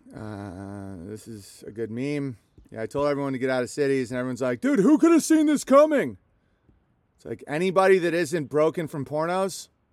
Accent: Minnesota, United States; as a Minnesotan

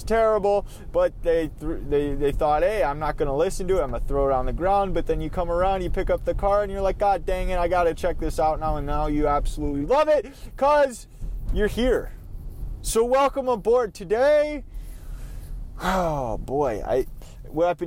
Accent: Minnesota, United States; I am from Minnesota, and it's the state of hockey

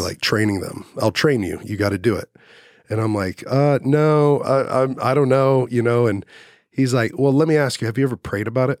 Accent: Dallas, Texas, United States; I grew up in Dallas. I graduated in Dallas

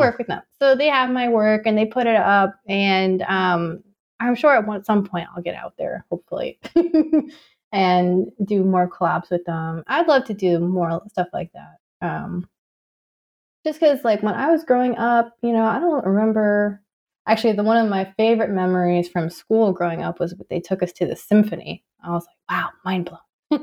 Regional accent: Tucson, Arizona, United States; moved away; also born or lived in California; I grew up in Tucson before I moved to California.

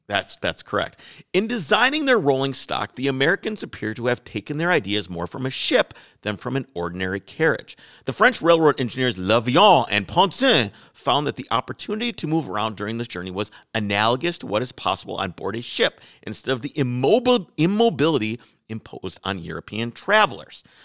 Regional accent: Wales, United Kingdom; I'm Welsh

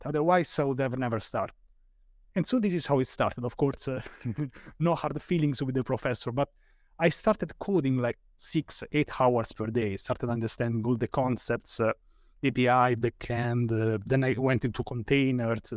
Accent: Rome, Lazio, Italy; I'm from Rome, Italy

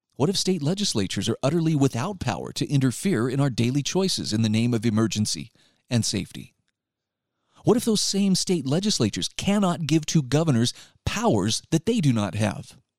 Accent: Utah, United States; my home state of Utah

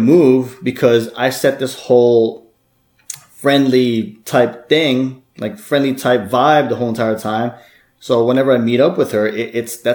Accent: Bloomfield, New Jersey, United States; I'm actually from Jersey myself

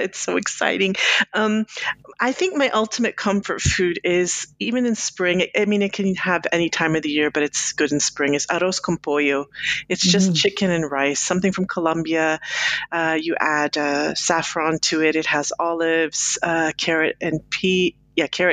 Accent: Florida and Kentucky, the South, United States; first language Spanish; English is a second language; moved away as an adult; now in Switzerland; I grew up between Florida and Kentucky

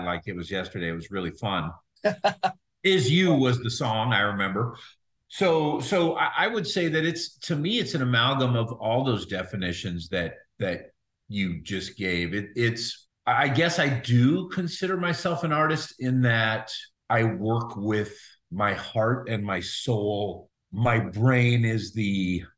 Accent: Juneau, Alaska, United States; moved away; also born or lived in Seattle, Washington; I'm from Juneau, Alaska originally. Moved to Seattle eventually.

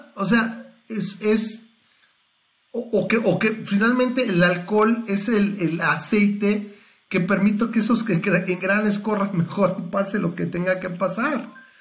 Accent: Mexico; nací en México

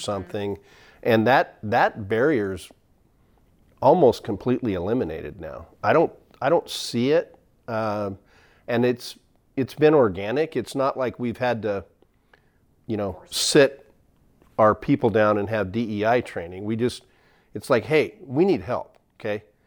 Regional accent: McMinnville, Oregon, United States; I grew up in McMinnville

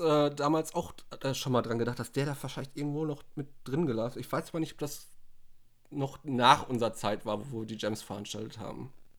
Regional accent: Ruhr area, North Rhine-Westphalia, Germany; Ich bin halt sehr Ruhrpott-geprägt, weil das ja auch meine Heimat ist eigentlich

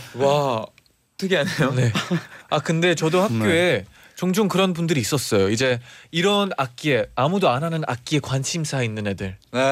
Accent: Japan; Korean is a second language; moved away as an adult; now in South Korea; 저는 일본 사람이라서

